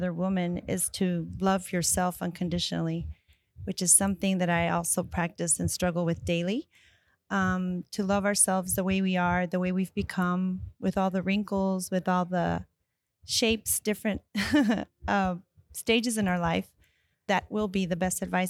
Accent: Texas, United States; I am from Texas

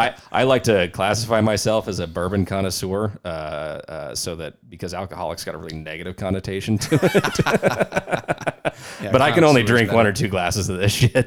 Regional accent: California, United States; now in Arizona, United States; I am from California originally

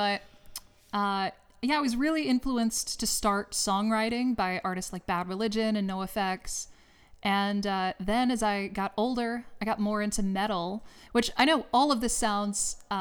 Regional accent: LaGrange, Georgia, United States; moved away as an adult; now in Los Angeles, United States; I'm actually not from the Midwest. I'm from South Georgia. I'm from LaGrange, Georgia

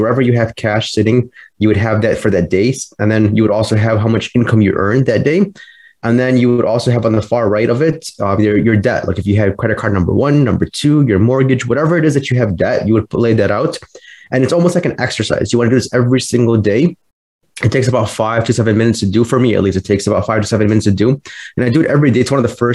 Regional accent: Chicago, Illinois, United States; I'm a financial planner and I'm from Chicago, Illinois

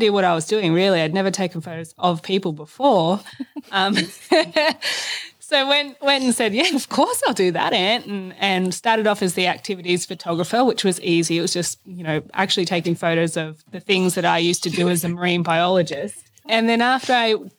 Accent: Barraba, New South Wales, Australia; also born or lived in Sydney; We moved up from Sydney when I was in year five and started the new school and Jody at Barrabool Central

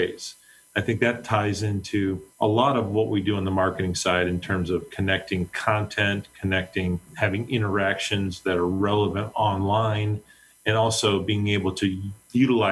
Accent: Pennsylvania, United States; now in Cleveland, United States; I was born in the Mid-Atlantic states, so I grew up in Pennsylvania. I live in Cleveland now.

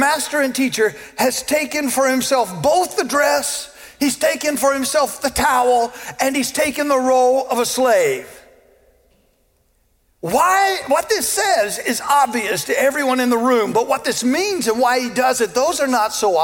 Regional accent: the South, United States; I was born in the South, and I was raised to treat people with respect

